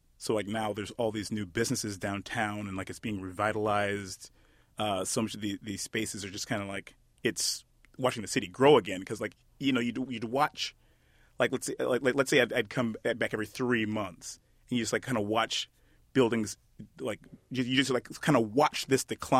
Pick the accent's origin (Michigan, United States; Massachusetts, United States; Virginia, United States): Michigan, United States; Detroit; My experience in Detroit is kind of unique, but not entirely unique. I went to, growing up